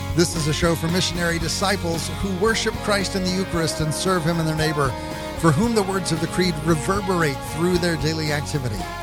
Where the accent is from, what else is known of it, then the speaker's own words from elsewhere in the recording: Texas, United States; where I grew up out in Texas